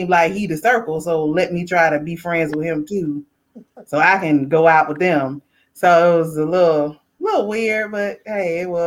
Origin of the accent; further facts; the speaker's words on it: the South, United States; I am from the South